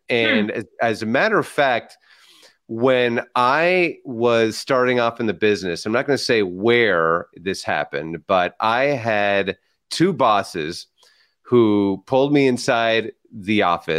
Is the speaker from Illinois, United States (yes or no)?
no; San Francisco, California, United States; first language Spanish; English is a second language; growing up in San Francisco